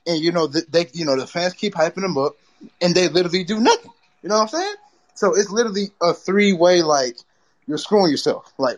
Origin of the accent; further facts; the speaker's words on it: Texas, United States; I'm from Texas. So, like, I just like the Steelers more, but I always did catch a Cowboys game